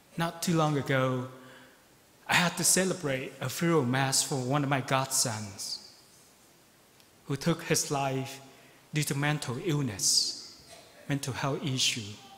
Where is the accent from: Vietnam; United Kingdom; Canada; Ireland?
Vietnam; Ho Chi Minh City; now in Beaverton, United States; I am from Saigon